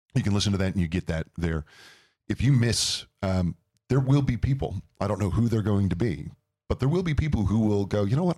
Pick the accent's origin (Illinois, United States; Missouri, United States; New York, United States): Missouri, United States; St. Louis; moved away as an adult; now in Phoenix, United States; I grew up in Saint Louis, Missouri, which is the Midwest